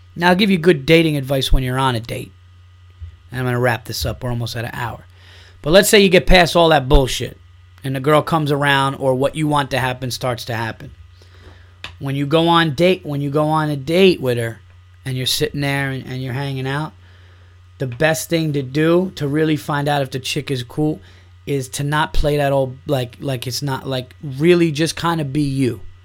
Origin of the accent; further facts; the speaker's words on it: New York, United States; growing up in New York, it is so much into Yankees, Knicks, and Giants